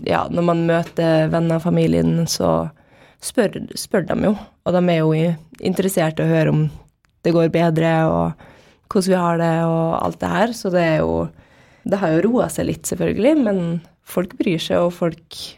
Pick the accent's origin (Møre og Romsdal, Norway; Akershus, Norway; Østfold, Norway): Møre og Romsdal, Norway; Molde; born there; also born or lived in Bahrain; Så jeg er født i Molde, da, og så dro vi til Bahrain, og så bodde jeg der de to første åra mine.